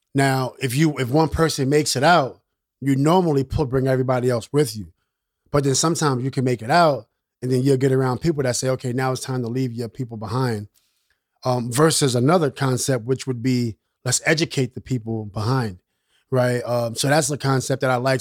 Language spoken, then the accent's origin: English; New York City, New York, United States; I'm from Queensbridge.